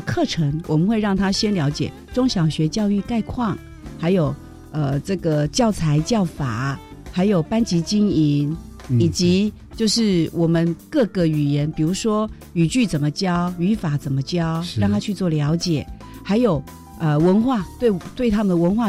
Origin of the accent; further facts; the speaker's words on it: Vietnam; 哦，比如说我们越南是以越南北部的语言为主，